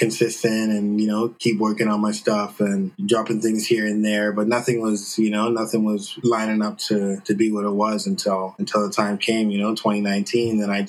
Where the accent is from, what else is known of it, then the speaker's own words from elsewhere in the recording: Victoria, British Columbia, Canada; moved away as an adult; now in Vancouver, Canada; I'm originally from Victoria. I grew up there, born and raised, and I came through to Vancouver in 2009.